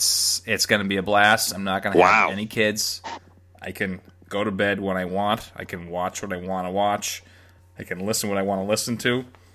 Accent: Arlington, Massachusetts, United States; I was born and raised just outside of Boston in a town called Arlington, which I grew up calling A-Town.

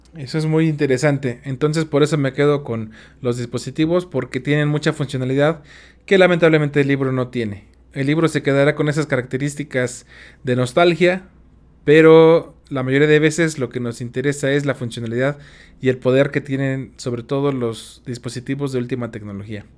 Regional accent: Tula, Hidalgo, Mexico; Yo soy de Tula Hidalgo

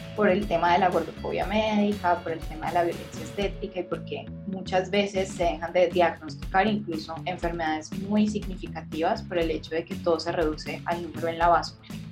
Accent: Cali, Valle del Cauca, Colombia; soy caleña

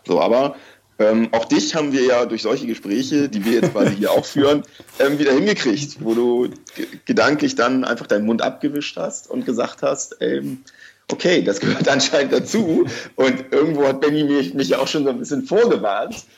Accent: Hamburg, Germany; ich komme auch aus Hamburg

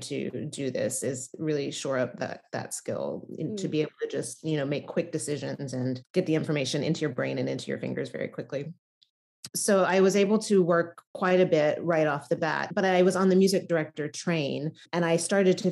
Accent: outside of Memphis, Tennessee, United States; moved away as an adult; also born or lived in Nashville, Tennessee / New York City; I grew up in Tennessee, outside of Memphis, and I went to college in Nashville

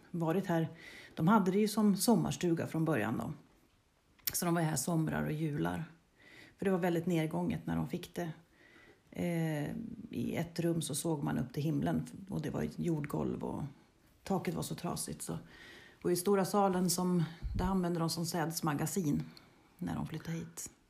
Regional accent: Bärlinge, Uppsala County, Sweden; moved away as an adult; also born or lived in Strömstad; now in Harbonäs, Sweden; jag är uppväxt i Bärlinge ehm, och gick i skola där.

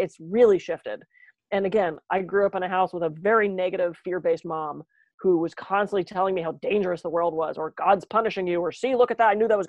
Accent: East Coast, United States; now in California, United States; I'm from the East Coast

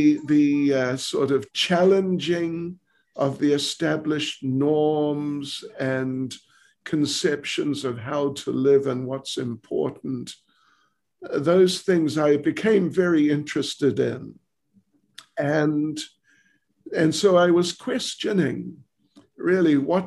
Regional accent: New Zealand; moved away as an adult; now in South Africa; I was born and raised in New Zealand

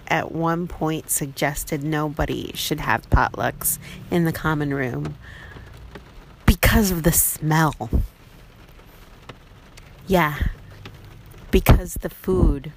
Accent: United States; also born or lived in California; as an American living

